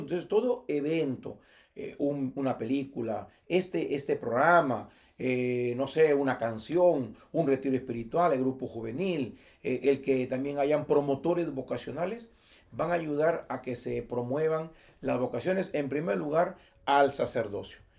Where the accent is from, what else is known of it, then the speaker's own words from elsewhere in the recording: Motupe, Lambayeque, Peru; Mi pueblo natural es Motupe es una comunidad o un, distrito, ciertamente, donde en el año 74 que nací